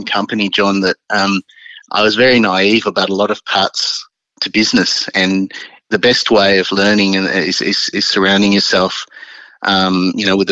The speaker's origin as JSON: {"language": "English", "town": "Sydney", "region": "New South Wales", "country": "Australia", "tie": "born or raised there", "moved": "as an adult", "lives_now": "Melbourne, Australia", "said": "growing up in Sydney, it's always your home"}